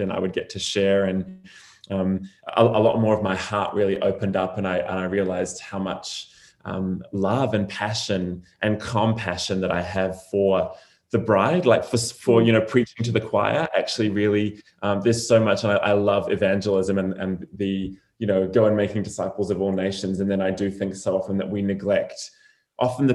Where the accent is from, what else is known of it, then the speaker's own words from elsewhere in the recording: New Zealand; moved away as an adult; also born or lived in Redding, California; I was born and raised in New Zealand